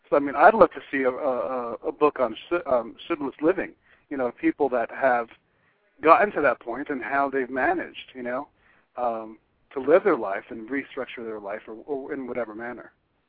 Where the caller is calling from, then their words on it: Florida, United States; from Florida.